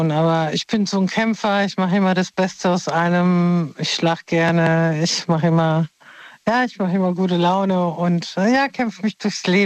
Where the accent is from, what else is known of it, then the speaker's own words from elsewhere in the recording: Mainz, Rhineland-Palatinate, Germany; Ja, wie geil, ich komme aus Mainz.